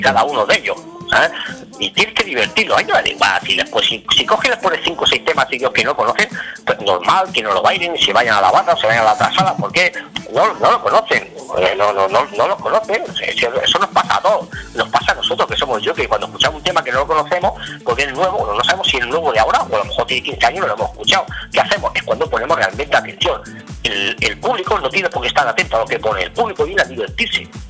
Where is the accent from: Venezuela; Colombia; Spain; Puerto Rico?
Spain; Torroella de Montgrí, Catalonia; trabajaba en Radio Mongrí, en mi pueblo, todavía de Mongrí